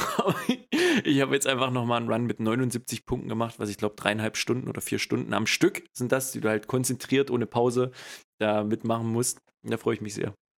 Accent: East Germany, Germany; now in West Germany; ich undercover als Ossi hier im Westen bin

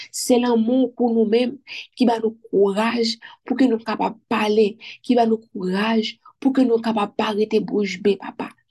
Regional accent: Haiti

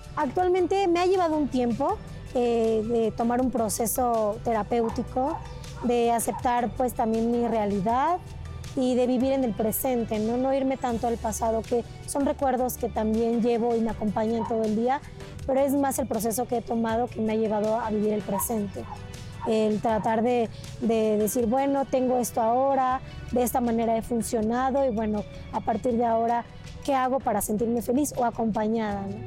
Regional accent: Oaxtepec, Morelos, Mexico; moved away; also born or lived in Toluca, State of Mexico; Yo nací en Toluca, en el Estado de México pero viví muchos años en Morelos, en Huastepec

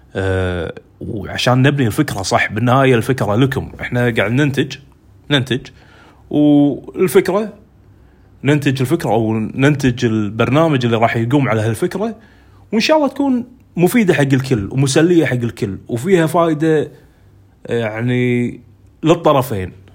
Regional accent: Kuwait; أنا مثلاً عندنا بالكويت

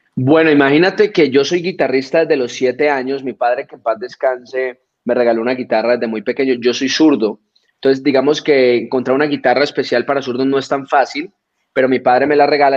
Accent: Colombia; nosotros como colombianos

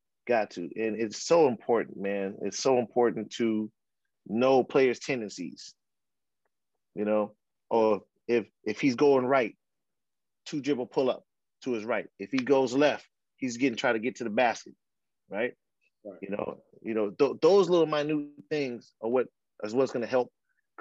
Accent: San Francisco, California, United States; also born or lived in Australia; now in Philadelphia, United States; Well, I live in Philadelphia, but I was born and raised in San Francisco. That's where my journey started. I'm a Bay Area product

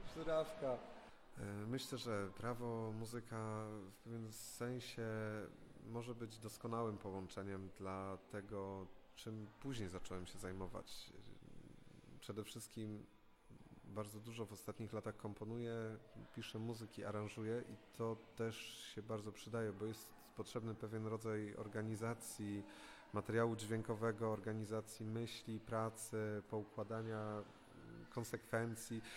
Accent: Krzycko Wielkie, Greater Poland, Poland; pochodzę z Krzycka Wielkiego, z gmina Włoszakowice, w Wielkopolsce

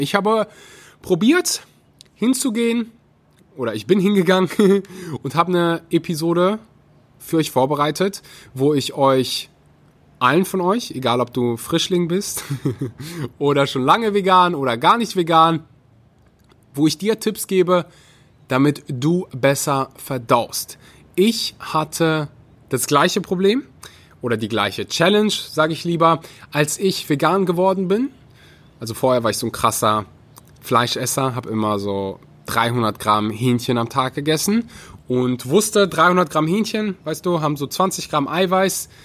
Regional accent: North Rhine-Westphalia, Germany; ich komme aus Nordrhein-Westfalen

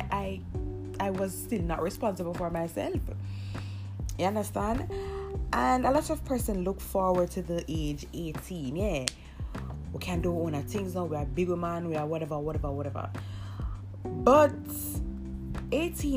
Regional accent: Jamaica; I am Jamaican

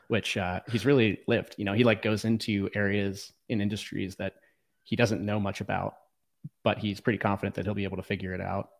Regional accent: Virginia, United States; also born or lived in Los Angeles, California / Philadelphia; now in Austin, United States; I grew up in the woods of Virginia, kinda, uh, in the rural area

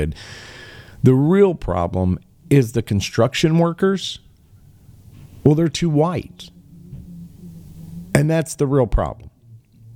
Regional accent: Appalachia, United States; I'm from this area. I'm from the Appalachian region. I know. I've lived there

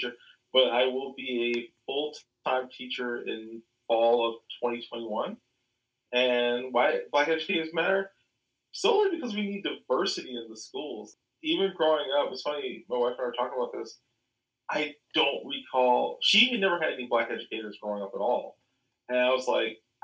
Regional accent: Chicago, Illinois, United States; I am from Chicago. I was born and raised on the South Side

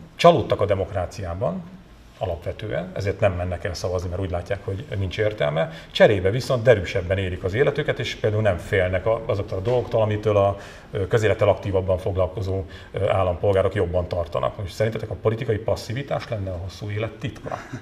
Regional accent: Sátoraljaújhely, Borsod-Abaúj-Zemplén, Hungary; now in Budapest, Hungary; otthon sátorai, ugye az én hőn szeretett szülővárosomban

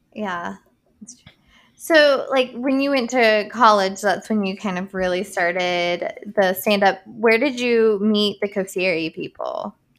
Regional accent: United States; I'm from Boone County

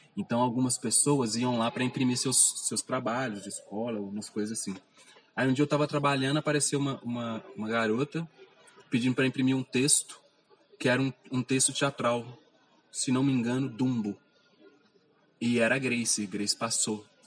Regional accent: Belo Horizonte, Minas Gerais, Brazil; Nasci no bairro Goiânia, fica na região Nordeste. Vivi lá até uns 20 anos de idade

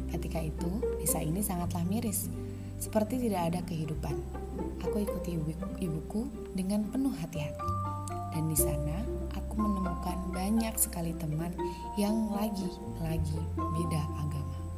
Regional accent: Purworejo, Central Java, Indonesia; accent: Papuan; also born or lived in Papua; aku yang masih berlogat Papua tidak mengerti apa yang dibicarakan oleh mereka. Tempat selanjutnya adalah Purworejo, tempat TK dan SD ku

